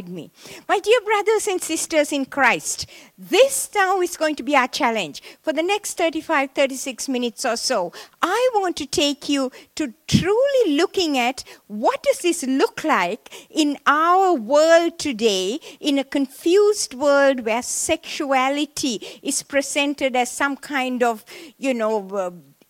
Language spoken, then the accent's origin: English; Sri Lanka; moved away as an adult; I was born in Sri Lanka, in the tea plantations of Sri Lanka. And I went to a Methodist missionary school